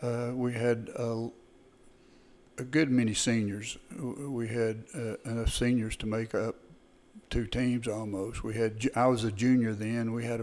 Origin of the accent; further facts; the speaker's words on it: Canton, Texas, United States; I grew up here in Van Zandt County, just south of Canton, about 6 miles in the Jackson community.